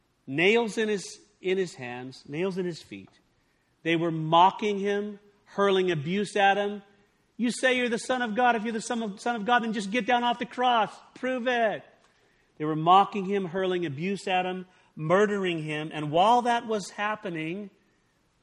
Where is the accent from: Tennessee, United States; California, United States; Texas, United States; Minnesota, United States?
California, United States; I grew up in California